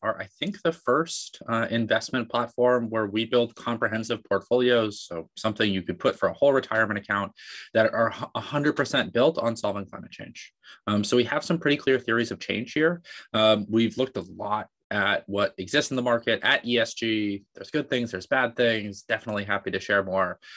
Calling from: Bay Area, California, United States; I'm calling out of the Bay Area in California.

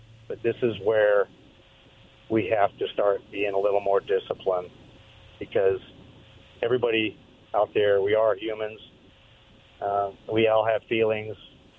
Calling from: Kennewick, Washington, United States; This is … from Kennewick.

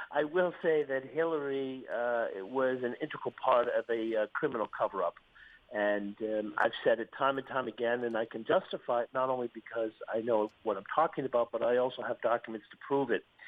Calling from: Malta; I'm calling you from Malta

